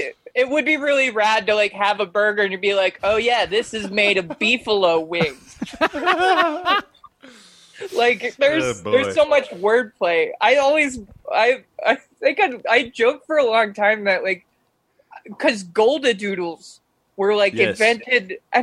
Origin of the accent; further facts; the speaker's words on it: East Coast, United States; I think of growing up on the East Coast, my friend's grandmother, if he like tried to say something, she was like, oh, you're playing dumb, or oh, you're getting smart with me.